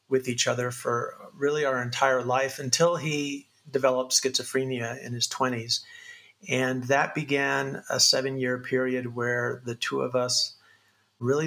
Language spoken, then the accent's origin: English; Sancti Spíritus, Cuba; I was born in a little town called Sancti Spiritus, Cuba, in Cuba.